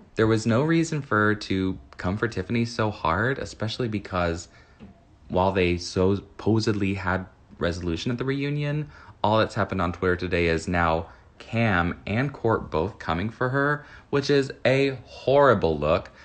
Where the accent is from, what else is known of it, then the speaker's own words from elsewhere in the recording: Texas, United States; moved away; As a Texan who no longer lives in Texas